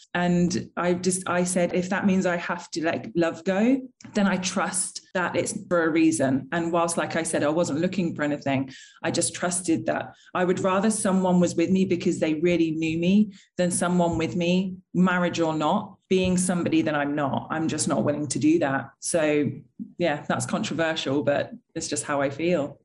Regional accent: United Kingdom; being British

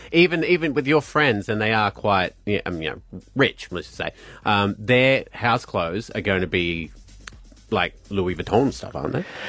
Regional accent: Glasgow, Scotland, United Kingdom; now in Australia; being Glaswegian

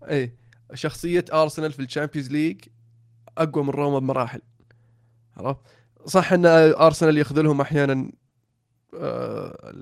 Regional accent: Saudi Arabia; عندنا في السعوديه

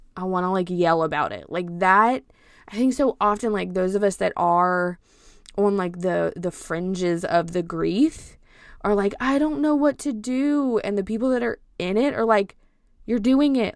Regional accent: Cajun, Louisiana, United States; I'm Cajun

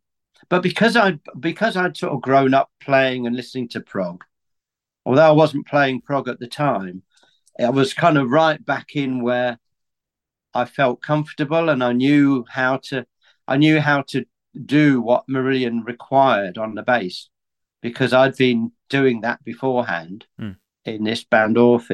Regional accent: Aylesbury, South East England, United Kingdom; also born or lived in Middlesbrough; I've always lived in Aylesbury, really, although I was born in Middlesbrough

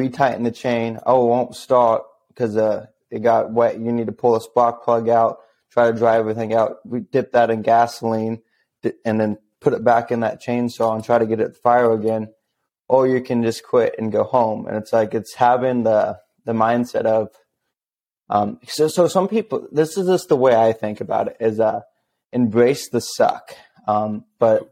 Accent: Missouri, United States; moved away as an adult; also born or lived in Alaska; I'm originally from Missouri

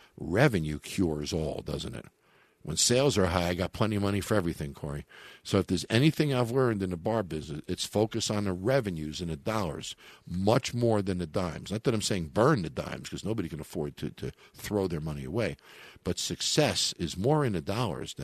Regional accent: New York, United States; my home state

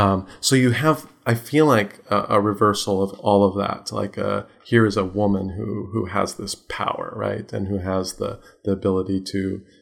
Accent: Japan; And my background, I grew up partly in Japan. My mom is native Japanese

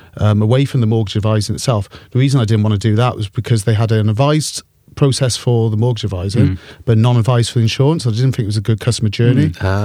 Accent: Wales, United Kingdom; Wanted me to go to Principality Building Society, which is fond of my heart, being a Welsh boy.

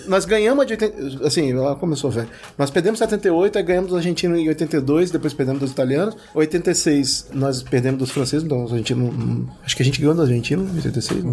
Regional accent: Espírito Santo, Brazil; eu sou velho e fui criado no Espírito Santo

